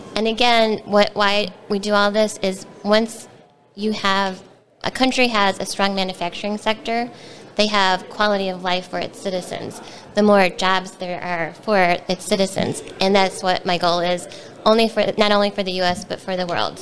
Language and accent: English; Wheeling, Illinois, United States; I grew up in Wheeling and went to Wheeling High School and went to Illinois Institute of Technology